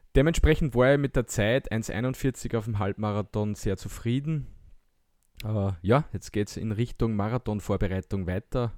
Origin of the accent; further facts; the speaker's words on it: Austria; wir als Österreicher